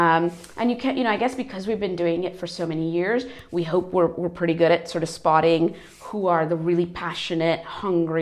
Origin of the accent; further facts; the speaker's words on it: United States; moved away as an adult; also born or lived in India / Europe; I was born in India, so I'm Asian, but I grew up in America, so North American by background. And then I've been in Europe for over 10 years